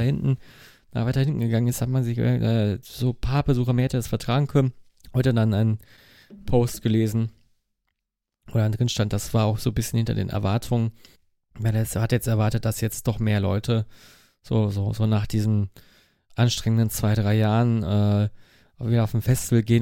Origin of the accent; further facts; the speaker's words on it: Mülheim an der Ruhr, North Rhine-Westphalia, Germany; Ich komme aus Mülheim.